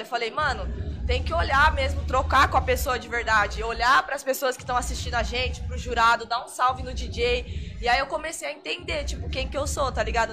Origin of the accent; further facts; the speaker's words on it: Vinhedo, São Paulo, Brazil; lá da minha cidade, em Vinhedo